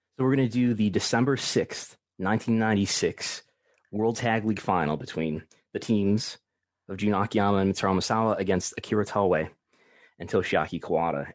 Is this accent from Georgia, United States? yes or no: no; Buffalo, New York, United States; I'm from Buffalo, New York, which is where I still live.